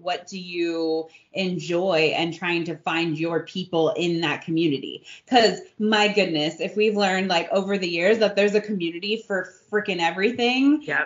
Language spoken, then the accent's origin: English; California, United States; now in New Braunfels, United States; I'm from California